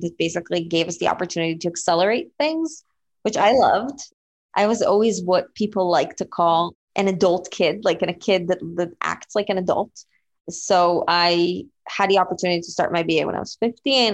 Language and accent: English; Israel; moved away; I was born and raised in Israel